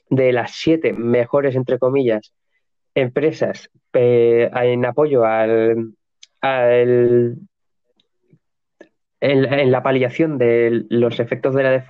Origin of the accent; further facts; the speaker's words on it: United States; En Estados Unidos, eh, es decir, las eh, como estadounidense, tenemos a Procter Gamble